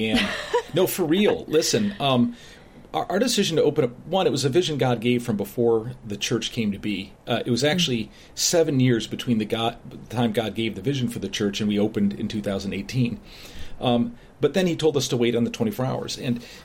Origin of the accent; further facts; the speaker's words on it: Chicago, Illinois, United States; moved away as an adult; now in Bryan, Ohio, United States; My wife and I grew up in the Chicago area, so a much bigger, the suburbs.